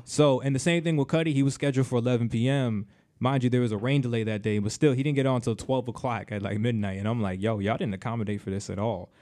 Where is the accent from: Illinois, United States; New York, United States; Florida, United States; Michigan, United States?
Florida, United States; Miami; also born or lived in Caribbean; now in Orlando, United States; that's my hometown